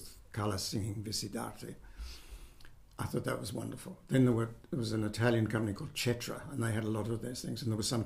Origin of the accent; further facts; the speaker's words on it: Sydney, New South Wales, Australia; I was born in Sydney, and I lived in Seaforth. Went to school here in Mossman, and then I went to Shaw at North Sydney